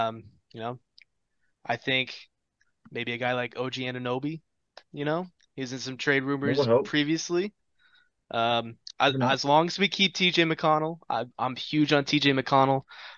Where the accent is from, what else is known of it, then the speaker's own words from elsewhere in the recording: Lafayette, Indiana, United States; I'm Born and raised in Lafayette, Indiana.